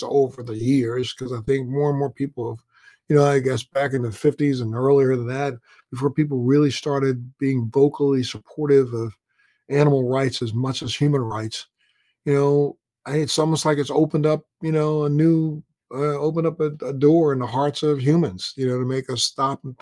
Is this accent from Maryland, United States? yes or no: yes; Maryland, United States; I'm a guy from the Maryland area